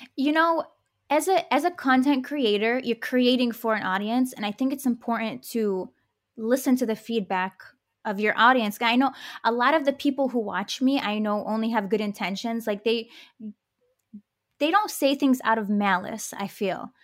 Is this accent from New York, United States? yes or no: no; Detroit, Michigan, United States; my parents immigrated from the Middle East, and I grew up in Detroit